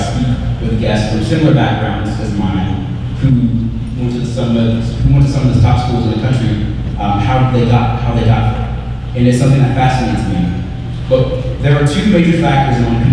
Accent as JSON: {"language": "English", "town": "Texarkana", "region": "Arkansas", "country": "United States", "tie": "born or raised there", "moved": "as an adult", "said": "growing up in Texarkana"}